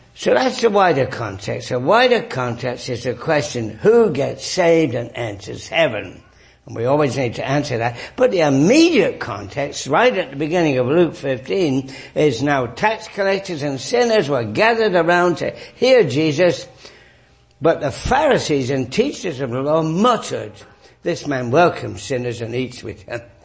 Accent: England, United Kingdom; moved away; I grew up in England

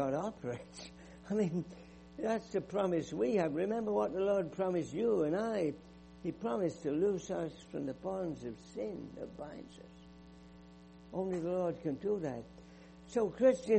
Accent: England, United Kingdom; moved away; I grew up in England. You can tell from my accent

